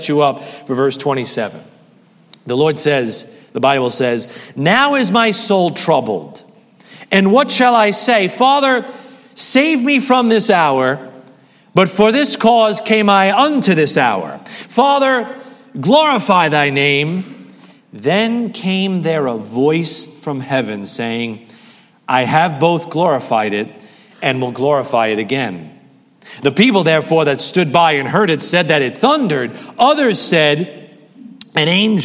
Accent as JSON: {"language": "English", "region": "New York", "country": "United States", "said": "I'm from New York"}